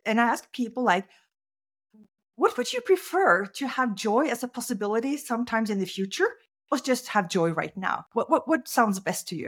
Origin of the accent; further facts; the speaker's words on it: Norway; I grew up in Norway